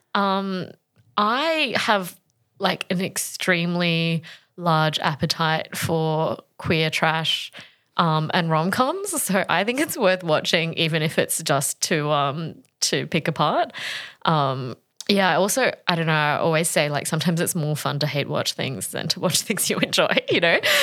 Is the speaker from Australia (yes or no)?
yes; Australia; I grew up in Australia in the nineties